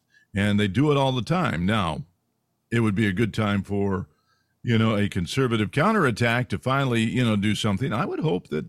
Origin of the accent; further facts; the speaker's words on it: California, United States; actually I'm from California.